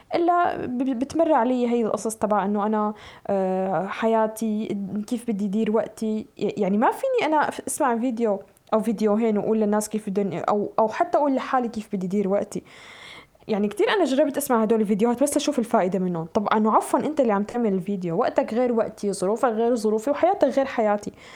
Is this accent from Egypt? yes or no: no; Syria; now in Europe; نحن يعني كسوريين نعتبر صرنا ببلاد المهجر